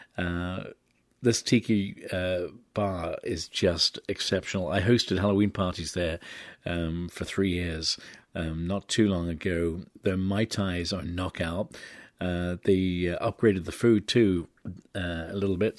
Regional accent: England, United Kingdom; now in San Francisco, United States; my home country

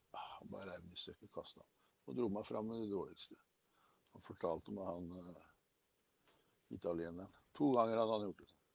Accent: Kragerø, Telemark, Norway; moved away; jeg var hjemme i Kragerø. Faren min drev jo gatekjøkken.

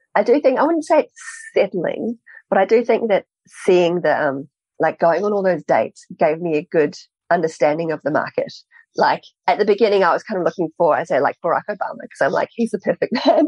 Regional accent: New Zealand; I grew up in New Zealand

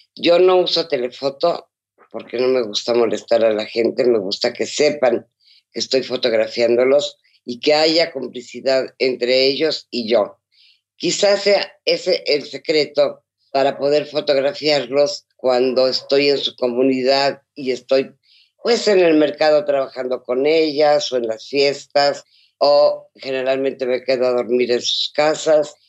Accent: Mexico; muchas de las costumbres que hay en México

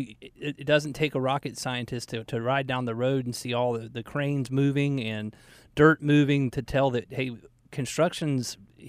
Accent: Atlanta, Georgia, United States; I had a friend of mine that I grew up in Atlanta

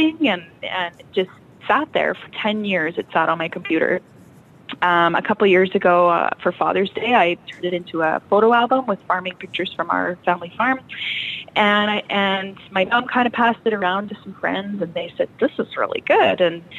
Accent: Cabri, Saskatchewan, Canada; also born or lived in Kindersley, Canada / Abbey, Canada; I actually grew up in Cambry. This is my hometown

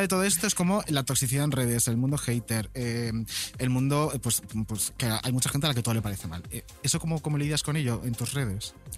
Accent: Canary Islands, Spain; also born or lived in Galicia; Yo nací en Galicia y uh. fui a Canarias de chiquitín.

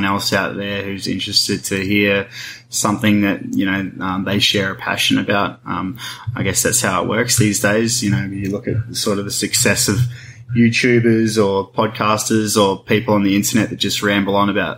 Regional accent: Deepwell Station, Northern Territory, Australia; I grew up on Deepwell Station

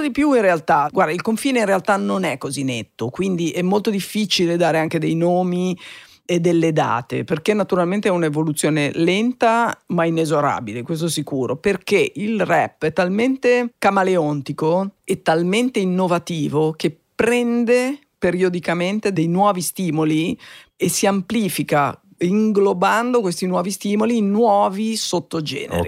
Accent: Genoa, Liguria, Italy; now in Milan, Italy; Sono nata a Genova in una famiglia assolutamente mm, normale

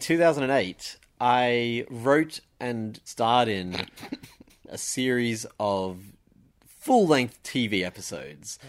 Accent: Sydney, New South Wales, Australia; I grew up in Sydney

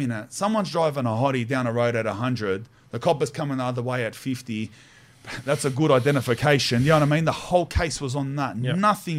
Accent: Australia; I'm like Aussie, Spanish.

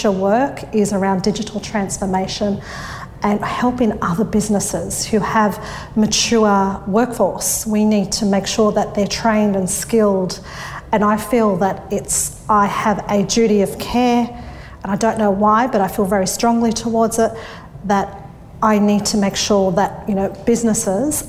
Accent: Sydney, New South Wales, Australia; I grew up in Thornlie, which is the northwest of Sydney. I was born and bred around there.

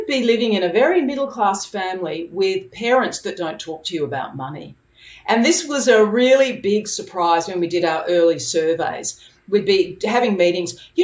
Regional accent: Adelaide, South Australia, Australia; now in Sydney, Australia; I was born in Adelaide, and I was adopted there at the age of 3 months.

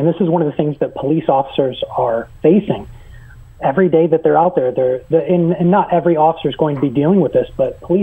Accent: Northern New York, United States; moved away as an adult; also born or lived in Buffalo, New York / Atlanta, Georgia / Dublin, Ireland; I'm originally from Northern New York

